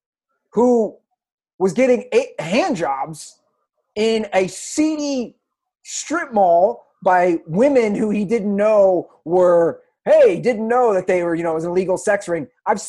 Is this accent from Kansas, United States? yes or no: no; Ohio, United States; I'm from Ohio.